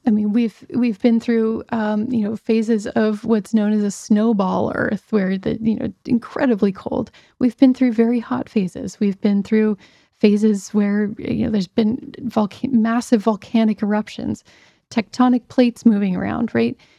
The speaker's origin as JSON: {"language": "English", "town": "Pittsburgh", "region": "Pennsylvania", "country": "United States", "tie": "born or raised there", "moved": "yes", "said": "I grew up in Pittsburgh, Pennsylvania, and was, was home a couple years ago."}